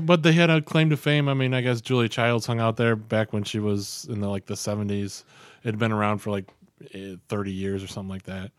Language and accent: English; Albion, New York, United States; now in Rochester, United States; I grew up in Albion.